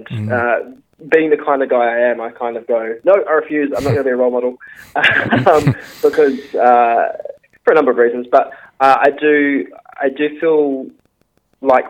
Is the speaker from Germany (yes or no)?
no; Geraldton, Western Australia, Australia; moved away; I loved growing up there